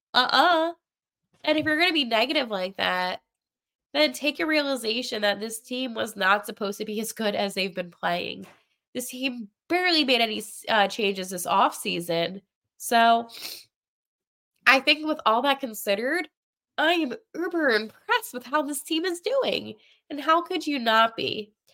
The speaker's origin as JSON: {"language": "English", "region": "Pennsylvania", "country": "United States", "said": "Some of us from Pennsylvania"}